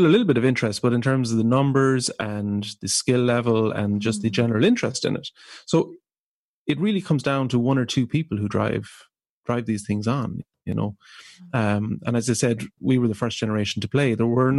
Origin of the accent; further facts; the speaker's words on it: Ireland; So I'm the second of four children. We grew up in rural Ireland